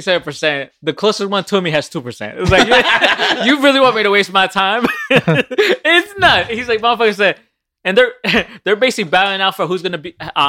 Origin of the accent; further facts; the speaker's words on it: New Jersey, United States; I'm from Jersey.